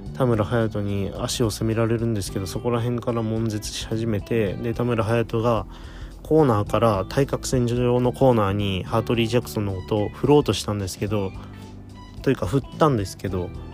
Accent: Toyama, Japan; 地元富山

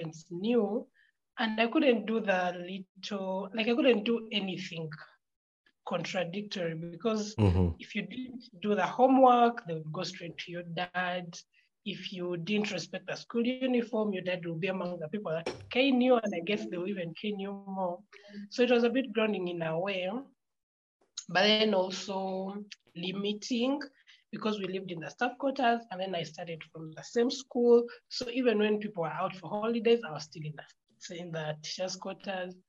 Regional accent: Mukono, Central Region, Uganda; also born or lived in Masaka, Uganda; I was born in Massacre, but my parents moved. So I only studied nursery in Massacre, and then we moved to Mukono. So I did the rest of my schooling in Mukono

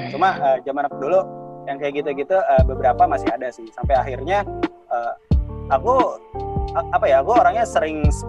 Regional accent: Java, Indonesia; Kalau aku dulu uh, lumayan struggle ya, uh, terutama aku nih dari Jawa, uh

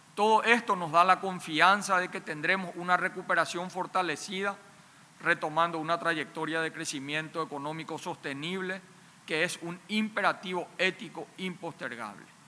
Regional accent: Paraguay; En mi país

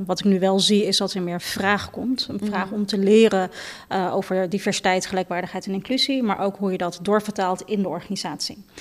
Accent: Netherlands; ik ben in Nederland geboren en getogen

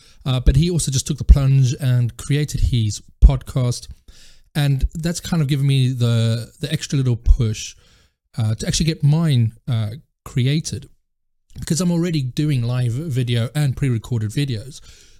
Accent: South Africa; also born or lived in France; now in United Kingdom; Well, I'm actually originally from South Africa, and I've now lived in South Africa, France, and the UK.

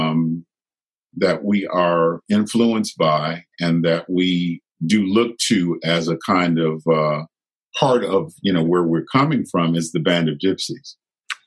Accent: Chicago, Illinois, United States; moved away; I grew up in Chicago at a time where, you know, there was a lot of conflict

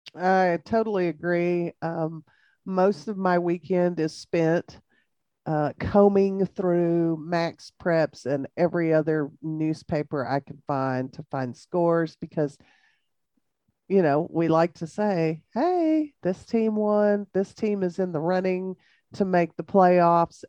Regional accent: Jayton, Texas, United States; I grew up in Jayton

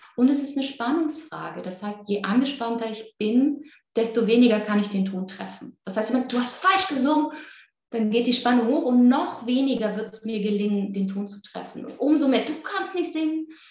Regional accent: Müllheim, Baden-Württemberg, Germany; moved away; also born or lived in Berlin; Ich komme auch noch aus Müllheim mit Doppel-L

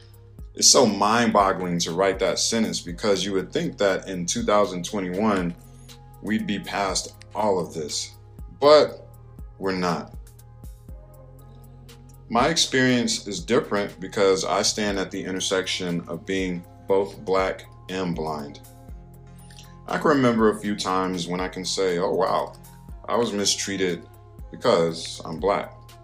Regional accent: North Carolina, United States; If you don't know my story, I'm originally from North Carolina. I started experiencing sight loss when I was 8 years old

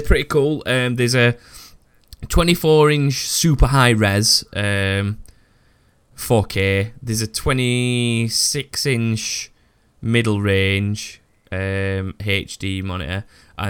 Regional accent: United Kingdom; I'm so British

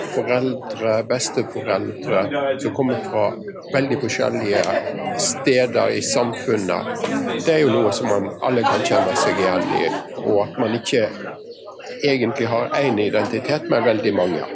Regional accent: Western Norway, Norway; Jeg er vestlending av en litt varierende avstamning.

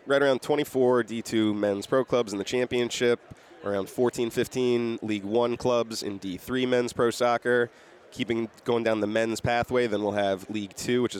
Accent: Western Massachusetts, United States; Yeah, so grew up in Massachusetts, Western Mass.

